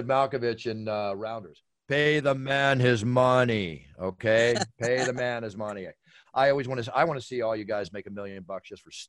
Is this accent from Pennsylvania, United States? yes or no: yes; Philadelphia, Pennsylvania, United States; I grew up in Philly. I used to go down to the Jersey Shore every summer, all through my childhood up until 15.